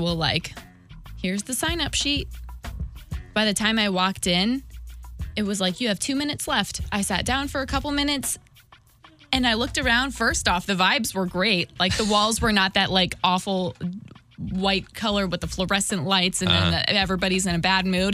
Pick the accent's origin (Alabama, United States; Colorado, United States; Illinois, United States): Illinois, United States; now in Missouri, United States; I'm originally from Illinois, now I'm officially a homeowner in Missouri